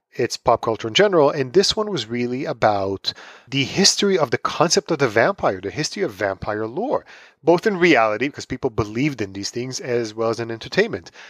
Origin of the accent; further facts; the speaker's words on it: Tel Aviv, Tel Aviv District, Israel; moved away as an adult; also born or lived in New York City; now in United States; I am originally from Tel Aviv, Israel. I grew up there. I moved to the States